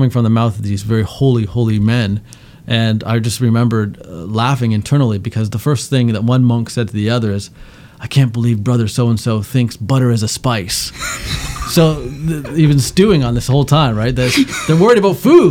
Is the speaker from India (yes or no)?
no; Canada; I grew up in Canada.